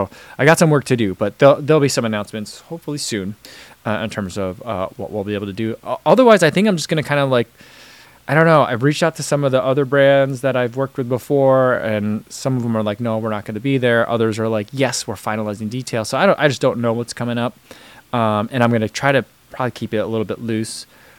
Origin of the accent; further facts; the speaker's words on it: United States; It's weird for me as an American to kind of like look at it and be like, oh, there's this thing that like no one knows about here.